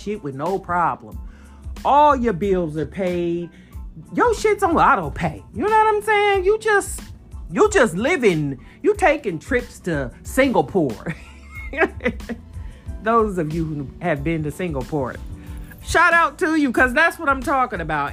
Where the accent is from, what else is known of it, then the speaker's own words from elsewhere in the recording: San Bernardino, California, United States; now in Fort Worth, United States; coming at you from Fort Worth, Texas, born and raised in San Bernardino, California